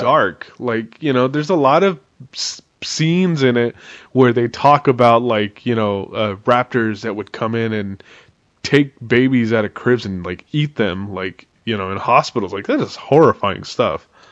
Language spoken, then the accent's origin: English; San Francisco Bay Area, California, United States; we're from the Bay Area